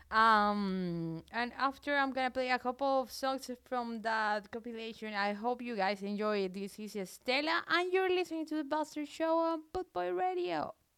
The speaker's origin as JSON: {"language": "English", "country": "Colombia", "also_born_or_lived": "south of France", "second_language": "English", "moved": "as an adult", "lives_now": "France", "said": "I'm from Colombia, but I have a very weird accent"}